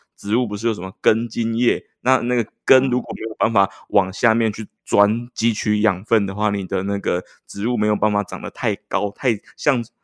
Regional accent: Taiwan; 我们是台湾的名嘴

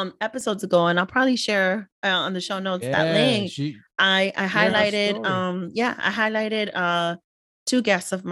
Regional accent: New York City, New York, United States; me being a daughter of immigrant parents, Ecuadorian, born and raised in the Bronx

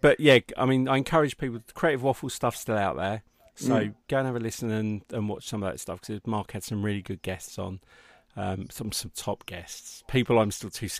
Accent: United Kingdom; So I was born in Middlesex.

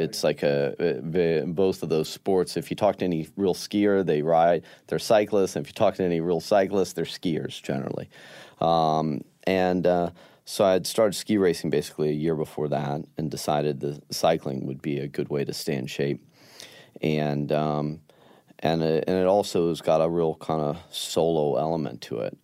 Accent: Denver, Colorado, United States; growing up in Denver

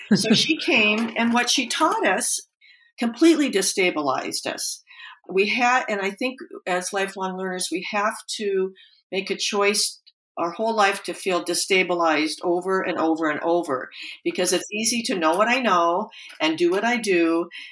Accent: Portland, Oregon, United States; I grew up in Portland, Oregon

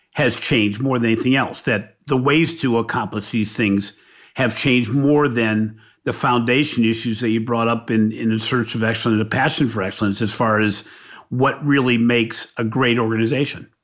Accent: Ohio, United States; We refer to Michigan as the team up north when we're from Ohio

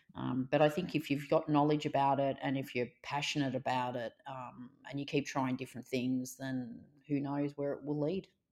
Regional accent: Melbourne, Victoria, Australia; I grew up in Melbourne, so I've gr-, lived and worked in Melbourne all my life. I grew up in a suburb, you know, called Reservoir

